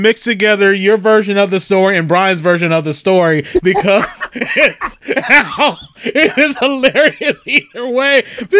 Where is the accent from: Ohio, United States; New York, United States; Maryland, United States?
Maryland, United States; Salisbury; I grew up in Salisbury, so I would hear Froggy 99.9 on the bus instead of OC-104.